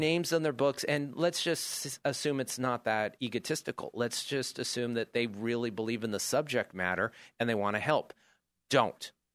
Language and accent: English; Chico, California, United States; born or raised there